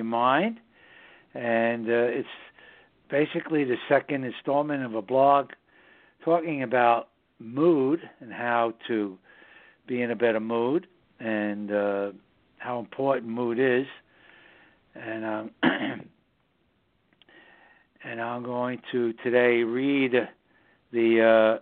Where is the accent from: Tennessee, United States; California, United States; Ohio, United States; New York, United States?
New York, United States; New York City; now in southern Hudson Valley, United States; New York City, my hometown